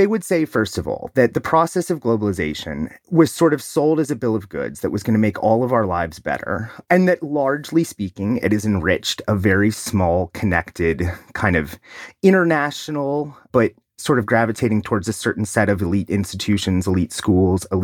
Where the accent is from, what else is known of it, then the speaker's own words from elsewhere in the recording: Ohio, United States; my home state of Ohio